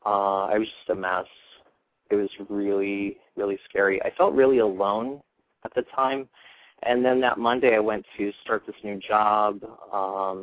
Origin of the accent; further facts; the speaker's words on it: Iowa, United States; also born or lived in Philadelphia suburbs; now in Philadelphia, United States; I moved to the suburbs from Iowa originally. That's where I grew up.